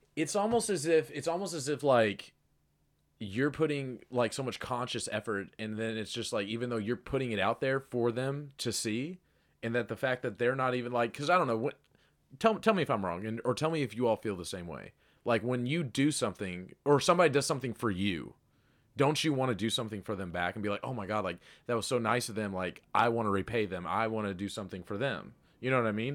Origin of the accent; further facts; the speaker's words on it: Kentucky, United States; moved away; I'm from Kentucky